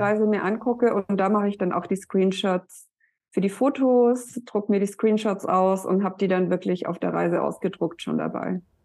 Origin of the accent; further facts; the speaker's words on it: Black Forest, Baden-Württemberg, Germany; moved away as an adult; now in Hamburg, Germany; ich komme ja aus dem Schwarzwald